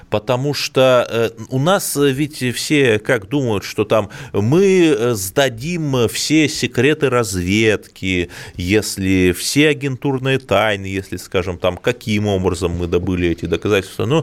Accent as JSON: {"language": "Russian", "town": "Cherepovets", "region": "Vologda Oblast", "country": "Russia", "tie": "born or raised there", "said": "Череповец, Череповец – это антирекорд. По итогам 2020 года не только коронавирус отличился, но и в моем родном городе стоимость квадратного метра метров впервые превысила психологическую отметку 90 тысяч."}